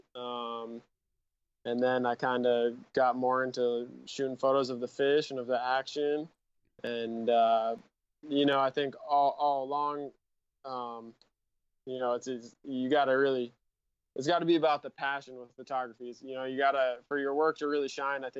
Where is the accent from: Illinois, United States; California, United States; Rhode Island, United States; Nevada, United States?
Rhode Island, United States; moved away as an adult; now in San Diego, United States; I grew up in Rhode Island and started shooting there, and I grew up on a lake